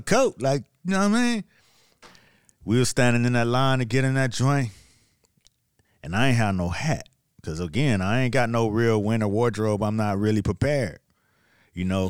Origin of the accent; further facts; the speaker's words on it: Miami, Florida, United States; moved away as an adult; also born or lived in New York; I'm from Miami now. Yeah, I'm, I'm only been in New York about two years now